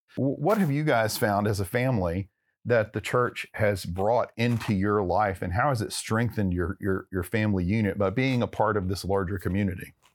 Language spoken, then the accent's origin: English; Texarkana, United States; now in Plano, United States; where I grew up in Texarkana